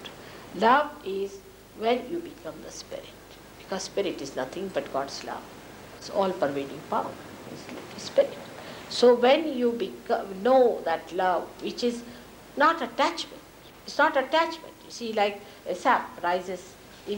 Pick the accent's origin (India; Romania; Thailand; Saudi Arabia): India; as an Indian lady